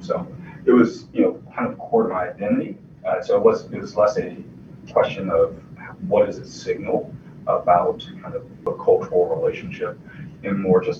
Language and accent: English; United States; I wanted to be a tax lawyer. I'm an American.